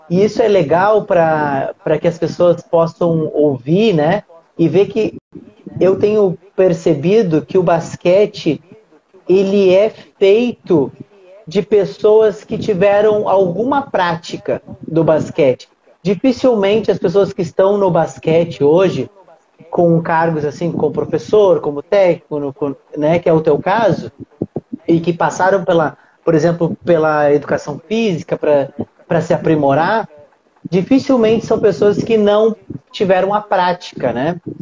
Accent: Rio Grande do Sul, Brazil; now in Rio de Janeiro, Brazil; Moro no Rio de Janeiro hoje, mas sou gaúcho e a minha cidade é fronteira, a, minha, a cidade onde eu nasci, né, e vivi muitos anos, é fronteira com a Argentina

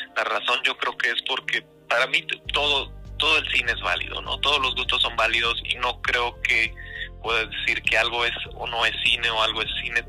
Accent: Puebla, Mexico; moved away as an adult; now in Vancouver, Canada; yo nací, crecí en México, de hecho soy de Puebla

